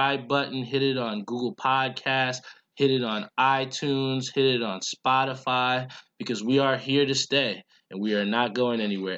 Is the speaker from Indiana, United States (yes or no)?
no; Edison, New Jersey, United States; my hometown of Edison